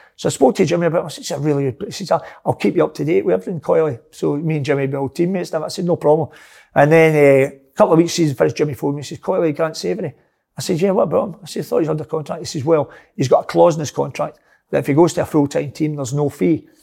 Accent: Glasgow, Scotland, United Kingdom; moved away; a wee skinny guy growing up in the Gorbals

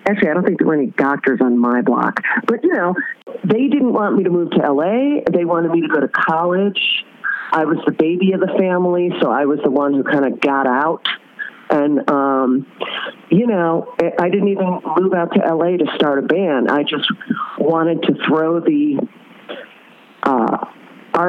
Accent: Oak Lawn, Illinois, United States; I am Southwest Suburbs. But, you know, I'm from Oaklawn, but, you know, I worked in the city once I graduated high school

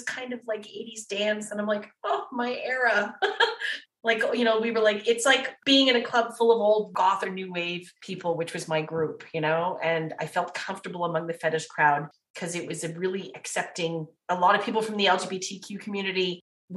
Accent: Windsor, Ontario, Canada; I'm from Windsor

